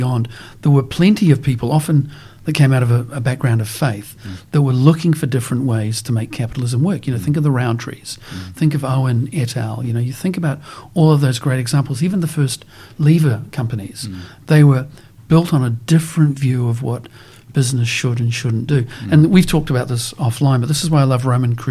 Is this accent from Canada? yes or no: no; New Zealand; growing up in New Zealand, being exposed to Maori culture